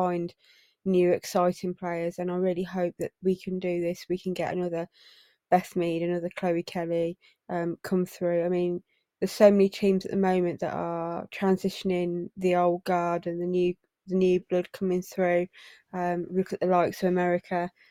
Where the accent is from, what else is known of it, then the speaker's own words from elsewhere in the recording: England, United Kingdom; as English people who are living in England